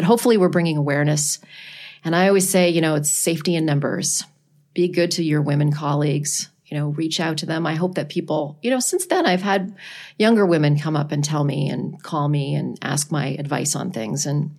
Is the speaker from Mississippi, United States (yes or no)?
yes; Mississippi, United States; You're blocking my hometown in Mississippi.